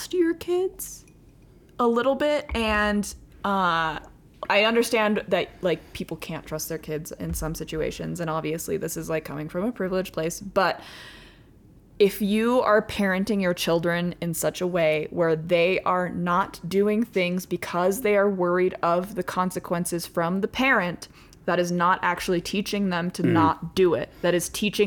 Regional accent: United States

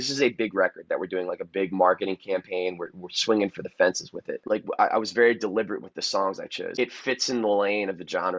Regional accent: Annapolis, Maryland, United States; downtown Annapolis, which is the city I'm from.

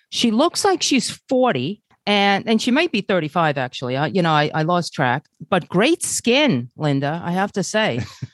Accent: Brazil; born there; many of your listeners know that I was born in Brazil, but that doesn't mean I know European Portuguese.

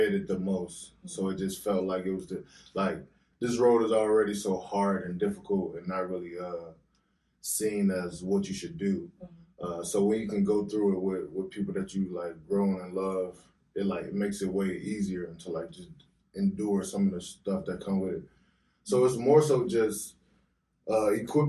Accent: Chicago, Illinois, United States; I'm from the West Side

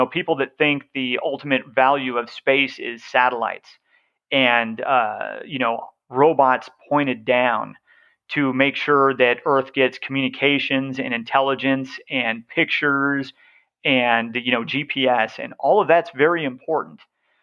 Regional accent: the West, United States; I'm from the West

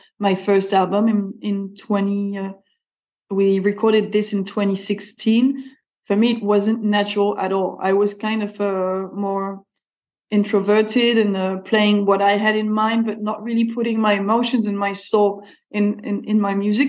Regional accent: France; I've always lived in France. I was born in France, so I'm French.

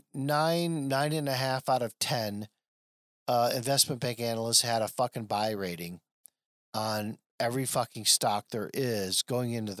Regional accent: Flint, Michigan, United States; my days of growing up in Flint

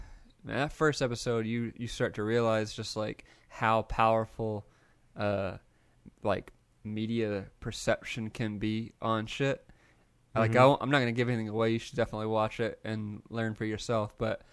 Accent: the South, United States; growing up in the South

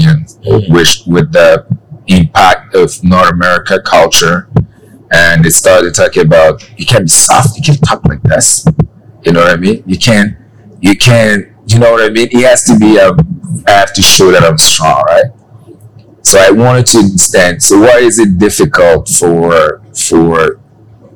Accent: Cameroon; now in Canada; I'm from Cameroon

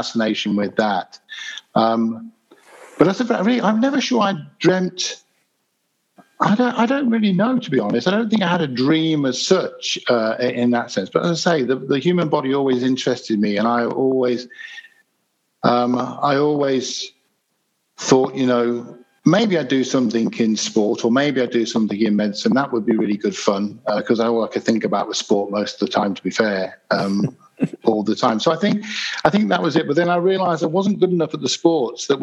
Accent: Leicester, East Midlands, United Kingdom; also born or lived in Birstall; I was born in the centre of Leicester in the UK, which is in the Midlands

